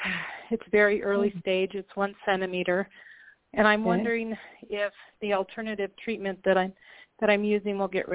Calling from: Colorado, United States; I'm calling from Colorado.

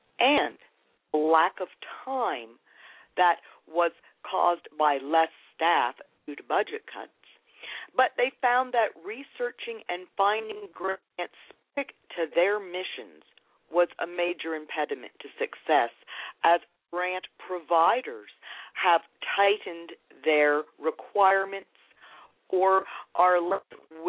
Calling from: Lancaster, Pennsylvania, United States; I am calling you from Lancaster, Pennsylvania.

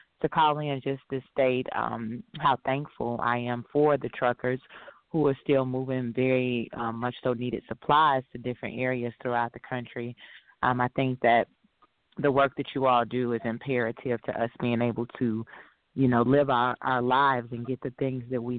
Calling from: Chicago, Illinois, United States; I'm calling in from the Chicagoland area.

